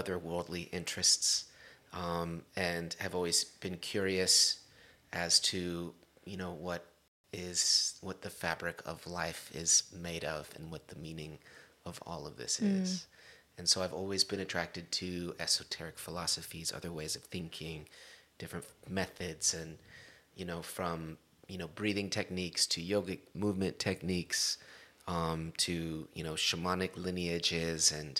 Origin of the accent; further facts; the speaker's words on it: Long Beach, California, United States; accent: Long Beach street; I am from Long Beach, California, born and raised